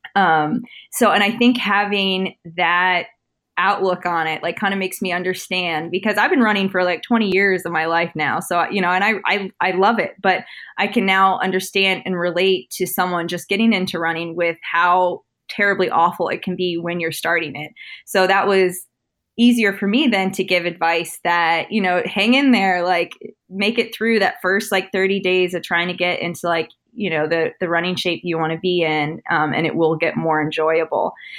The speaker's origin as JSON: {"language": "English", "region": "Northern Virginia", "country": "United States", "tie": "born or raised there", "also_born_or_lived": "Washington, D.C.", "said": "I grew up in Northern Virginia. I went to Oakton High School"}